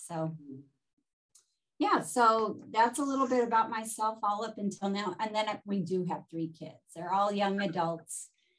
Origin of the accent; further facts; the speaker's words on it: Omaha, Nebraska, United States; accent: Midwestern; also born or lived in Washington, D.C. / Belize; now in Milwaukee, United States; I wasn't born here. I was born in Omaha, Nebraska. So I speak Midwestern. And from there, grew up Presbyterian.